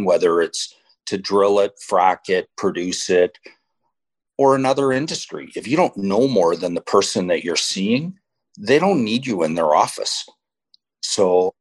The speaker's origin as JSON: {"language": "English", "town": "Medicine Hat", "region": "Alberta", "country": "Canada", "tie": "born or raised there", "also_born_or_lived": "Lethbridge", "lives_now": "Calgary, Canada", "said": "Grew up in Southeast Alberta, town called Medicine Hat"}